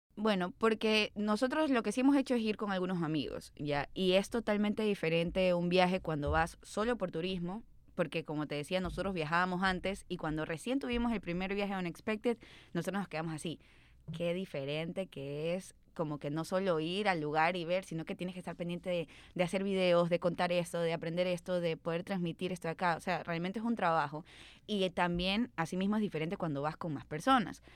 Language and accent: Spanish; Guayaquil, Guayas, Ecuador; como guayaquileños